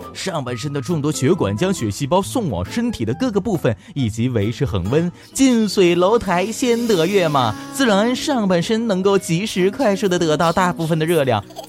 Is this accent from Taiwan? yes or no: no; Northeast China, China; 我是东北人